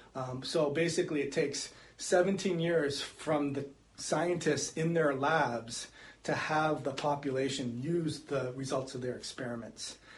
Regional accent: Canada; moved away as an adult; also born or lived in California; now in Florida, United States; I grew up in Canada and I moved to California, and then we decided to reside in Florida

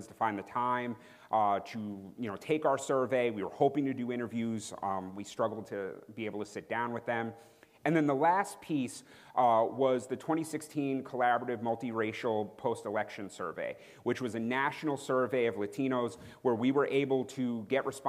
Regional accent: New York, United States; being from New York

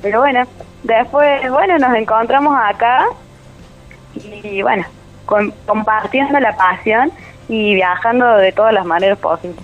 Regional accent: Almafuerte, Córdoba, Argentina; accent: Cordoba tonada; moved away as an adult; now in Córdoba, Argentina; yo soy de Almofuerte

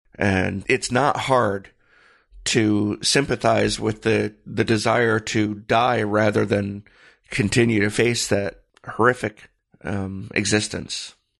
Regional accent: Michigan, United States; growing up in Michigan, uh, as a teenager

